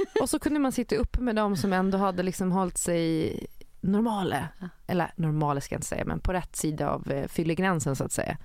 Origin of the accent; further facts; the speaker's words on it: Gotland, Sweden; eftersom jag är från Gotland och bor där på sommaren